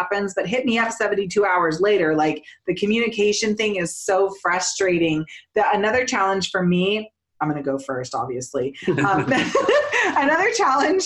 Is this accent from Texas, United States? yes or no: no; Northern California, United States; now in Colorado, United States; I'm from Northern California.